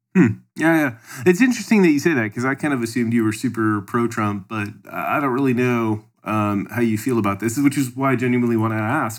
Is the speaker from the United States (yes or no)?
no; Canada; I'm from Canada